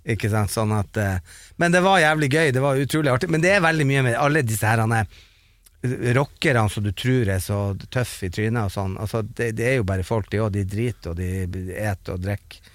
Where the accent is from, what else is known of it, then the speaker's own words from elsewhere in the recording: Bodø, Nordland, Norway; vi som satt hjemme i Bodø